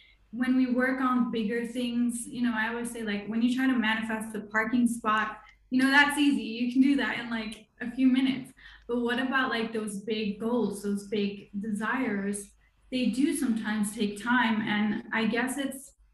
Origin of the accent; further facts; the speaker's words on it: Luxembourg; now in France; I live in France. I'm originally from Luxembourg.